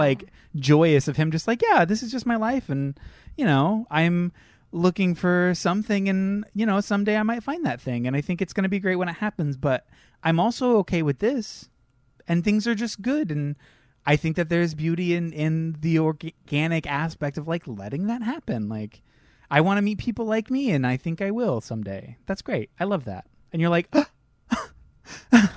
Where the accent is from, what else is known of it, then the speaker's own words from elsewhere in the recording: Salinas, California, United States; that's, like, literally where I grew up